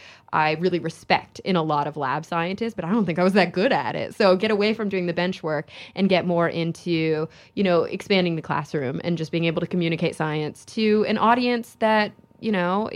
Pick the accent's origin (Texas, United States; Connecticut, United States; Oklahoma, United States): Texas, United States; moved away; It was a really tough move for somebody who had been growing up in Texas.